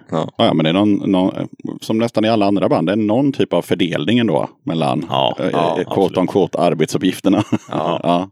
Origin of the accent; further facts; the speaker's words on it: Eskilstuna, Södermanland, Sweden; Hon är född i Eskilstuna precis som jag